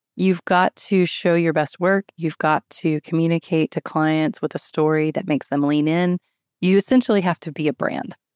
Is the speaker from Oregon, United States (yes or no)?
no; High Point, North Carolina, United States; I grew up in High Point, North Carolina, which is the home of home furnishings